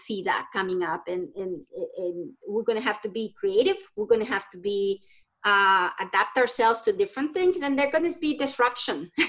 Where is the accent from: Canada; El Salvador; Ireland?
El Salvador; now in United States; I'm from El Salvador